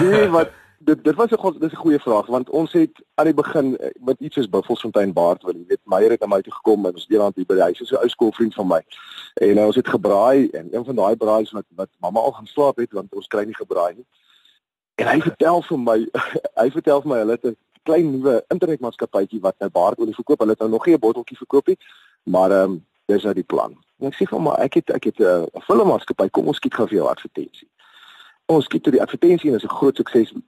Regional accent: South Africa; ek is 'n Suid-Afrikaner, boosie na die bosveld uit.

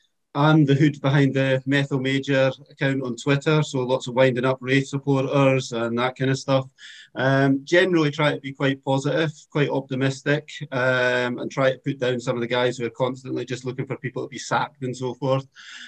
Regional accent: Dunfermline, Scotland, United Kingdom; also born or lived in Dundee; now in England; Originally as a kid, kind of grew up in Dunfermline, Edinburgh. The borders moved about a bit, and then being in the army, I went to uni in Dundee, and then since I've been in the army, I've predominantly been based down in England.

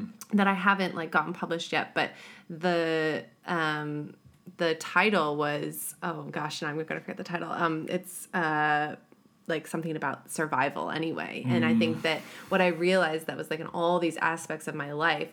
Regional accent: Illinois, United States; moved away as an adult; now in New Zealand; We're both American.

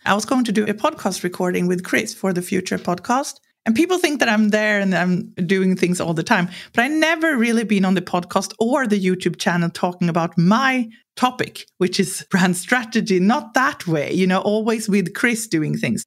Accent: Sweden; growing up in Sweden with a culture where it's really clear here that you're not supposed to think you're something special

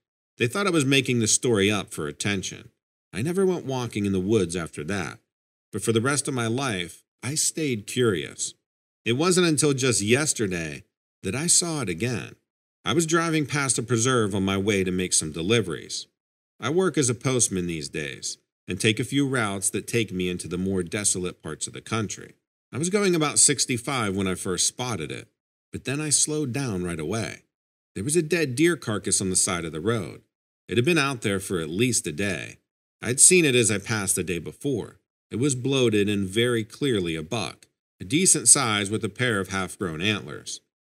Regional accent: Albany, New York, United States; I was born and raised in Albany, New York, and have always been curious about nature and animals.

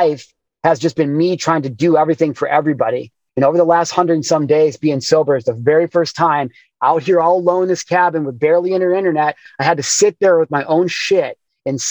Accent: Midwest, United States; growing up in the Midwest

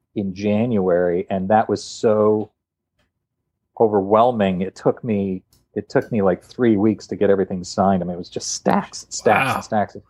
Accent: Canada; we're both Canadian

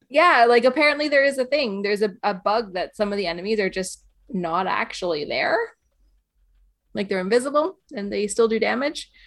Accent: Canada; now in Northern Ireland, United Kingdom; I'm, uh, Canadian. I live in Northern Ireland, but I also live in Canada.

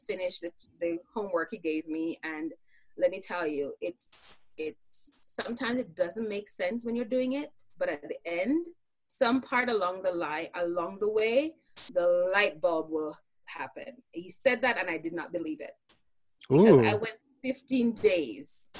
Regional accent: Jamaica; now in United States; I grew up in Jamaica, so we were Christians.

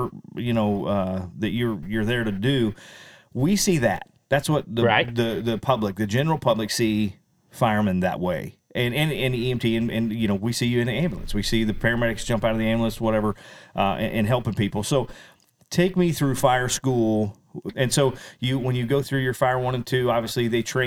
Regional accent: West Peculiar, Missouri, United States; we are here at West Peculiar in my hometown at the fire station

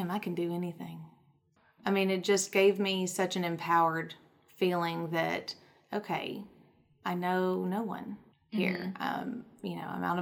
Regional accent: the South, United States; in the South, we do not have subways

